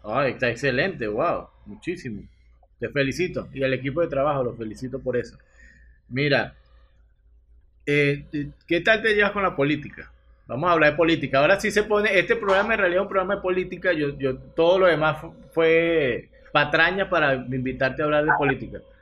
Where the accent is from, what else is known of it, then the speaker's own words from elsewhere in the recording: Venezuela; de parchita le llamamos nosotros